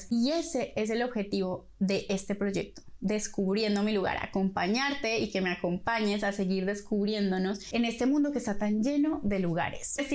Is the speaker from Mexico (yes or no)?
no; Colombia; moved away as an adult; also born or lived in Medellín; now in Buenos Aires, Argentina; soy colombiana, viví y crecí en muchos lados de mi país, pero nací en Medellín. Tengo 30 años y estudié comunicación social